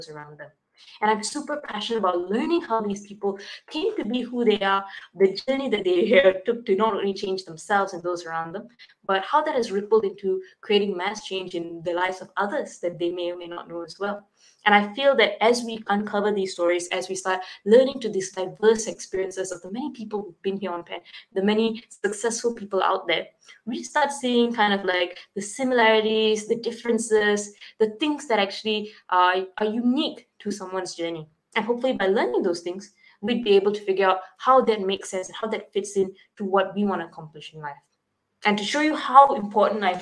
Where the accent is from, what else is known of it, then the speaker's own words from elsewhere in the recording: Malaysia; I'm from Malaysia.